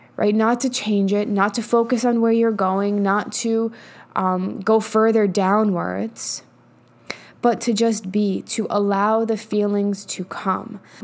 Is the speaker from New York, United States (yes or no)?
yes; New York, United States; also born or lived in Colorado; now in Texas, United States; I'm from New York, but whatever. I live in Texas now.